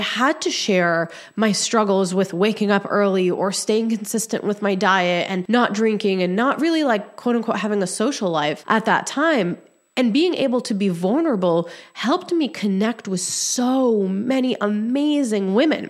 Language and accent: English; Egypt; I was born in Egypt